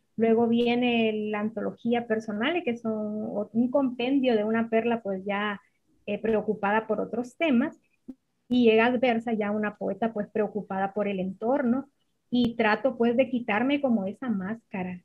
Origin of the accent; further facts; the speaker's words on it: Jutiquile, Olancho, Honduras; also born or lived in Comayagua, Honduras; Mi pueblito es un pueblo muy pequeño del centro de Honduras, se llama Juterique.